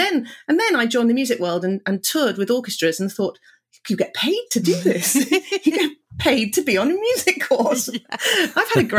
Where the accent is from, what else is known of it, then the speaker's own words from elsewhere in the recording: Cardiff, Wales, United Kingdom; Well, I grew up in Cardiff